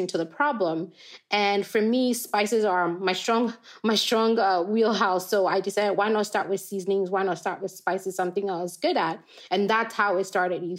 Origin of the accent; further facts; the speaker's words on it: Ghana; moved away as an adult; now in United States; I grew up in Ghana to a dad who's a farmer.